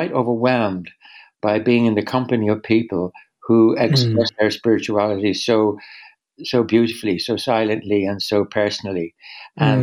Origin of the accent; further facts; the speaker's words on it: Ireland; I'm Irish